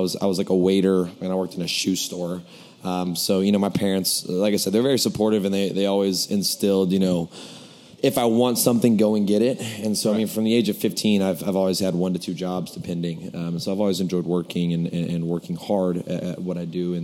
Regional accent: Lubbock, Texas, United States; moved away as an adult; also born or lived in Oklahoma; now in New York, United States; I was born in Oklahoma, grew up in Lubbock, Texas, from the age of 3 to like 22 or so

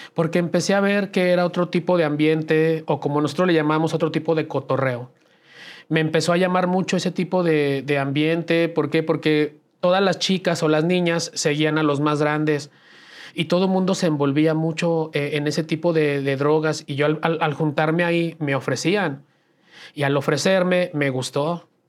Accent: Aguascalientes, Mexico; Yo nací en Aguascalientes

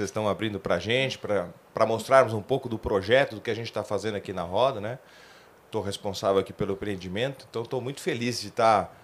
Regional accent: São Paulo, Brazil; Mas eu sou paulistano, né? É, minha família está aqui, então para mim está sendo bom retornar à cidade

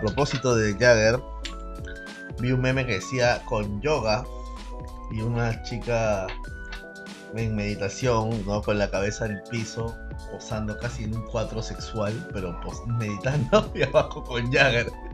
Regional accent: Peru; somos peruanos

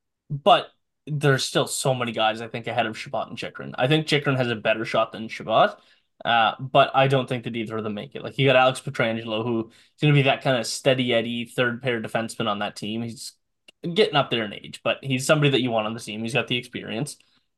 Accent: Canada; That hurts to say as a Canadian

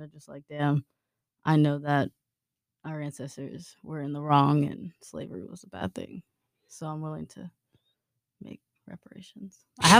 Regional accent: Houston, Texas, United States; moved away as an adult; also born or lived in Huntsville, Texas; now in Beaumont, United States; because I'm originally from Houston, and then I went to Sam Houston, and then I just moved here to Beaumont

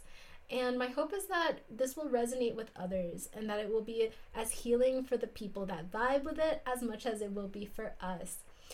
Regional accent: South Florida, United States; now in Salt Lake City, United States; in sunny South Florida, now living in Ute and Paiute lands, which are now called Salt Lake City, Utah

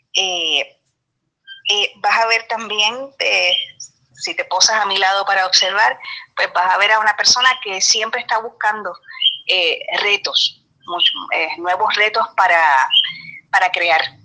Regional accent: Trujillo Alto, Puerto Rico

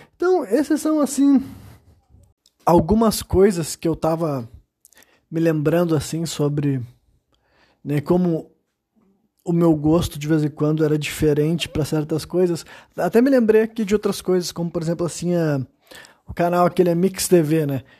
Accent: Brazil; Eu sou brasileiro, eu nasci aqui nesse país

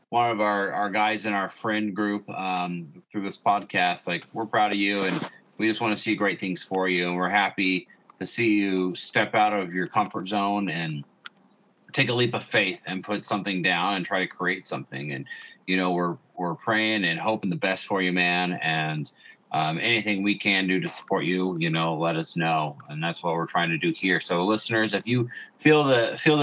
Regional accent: Indiana, United States

